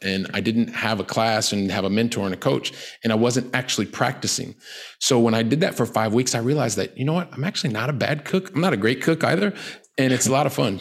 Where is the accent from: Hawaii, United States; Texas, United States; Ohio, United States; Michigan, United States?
Ohio, United States; Columbus; moved away as an adult; now in Barcelona, Spain; I'm from Columbus, Ohio